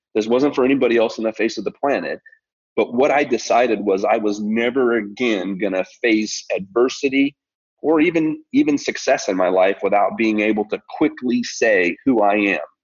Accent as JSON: {"language": "English", "region": "Colorado", "country": "United States", "tie": "born or raised there", "moved": "yes", "lives_now": "Tennessee, United States", "said": "I'm a kid from Colorado and spent most of my formidable years in, in Colorado and now living in Tennessee here"}